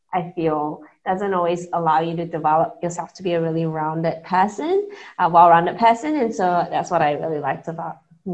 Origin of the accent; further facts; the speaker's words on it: Johor Bahru, Johor, Malaysia; also born or lived in Singapore; now in New Zealand; I grew up in Malaysia in Johor Bahru.